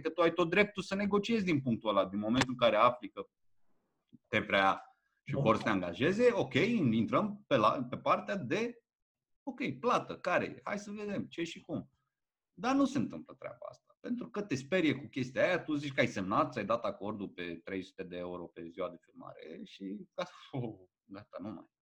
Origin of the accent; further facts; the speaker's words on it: Alexandria, Teleorman County, Romania; Am copilărit în Alexandria